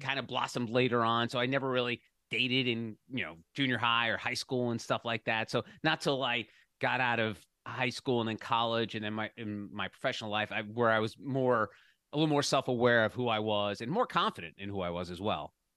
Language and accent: English; New Jersey, United States; growing up in New Jersey